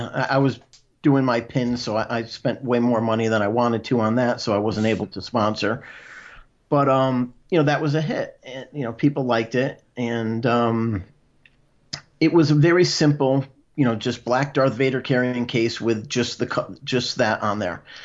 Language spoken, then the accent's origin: English; Connecticut, United States; I'm from Connecticut